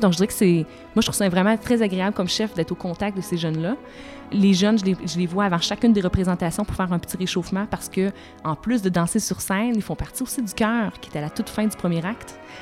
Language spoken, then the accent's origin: French; Saint-Georges, Quebec, Canada; Je viens de Saint-Georges-de-Beauce. À Saint-Georges-de-Beauce, il n'y avait ni orchestre, ni grand ballet